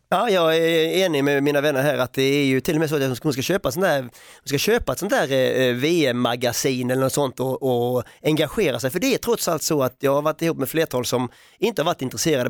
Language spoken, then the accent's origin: Swedish; Sweden; man får som svensk